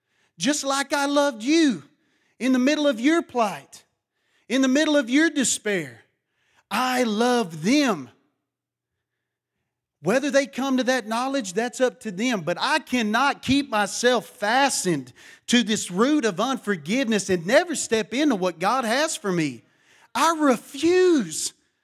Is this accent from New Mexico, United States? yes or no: no; Matador, Texas, United States; A lot of people think I'm from Louisiana when they hear me talk. They don't think I'm from Texas. They said, man, you got to be Cajun. I said, no, I'm from Matador, Texas.